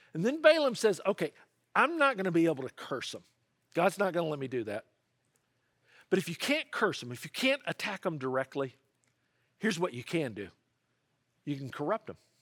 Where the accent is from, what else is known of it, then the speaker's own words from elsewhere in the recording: the South, United States; I grew up in the South